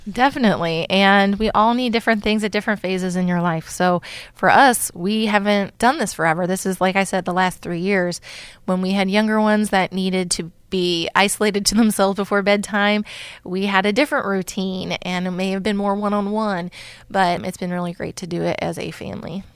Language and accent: English; Campbell County, northern Kentucky, United States; moved away; I'm from northern Kentucky, Campbell County, right by, actually, Cincinnati.